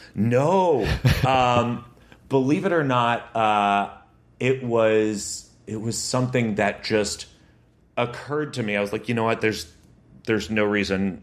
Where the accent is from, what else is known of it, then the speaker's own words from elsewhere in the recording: Connecticut, United States; moved away as an adult; also born or lived in Massachusetts; now in New York, United States; where I grew up in Connecticut